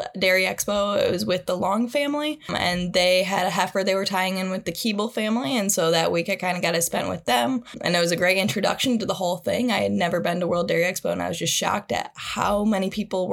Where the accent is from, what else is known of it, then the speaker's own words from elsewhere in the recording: Mason, Michigan, United States; I'm originally from Mason, Michigan, where I grew up on kind of a small hobby farm